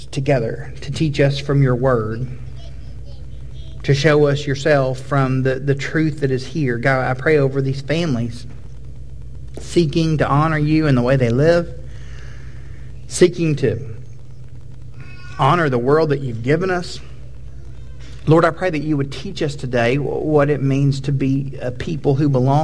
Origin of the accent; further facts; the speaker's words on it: United States; We are American Protestants.